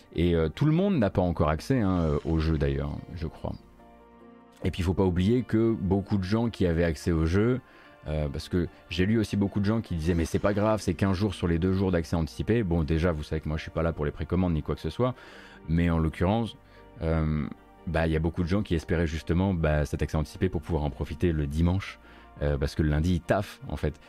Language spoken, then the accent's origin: French; eastern France, France; je suis de l'Est de la France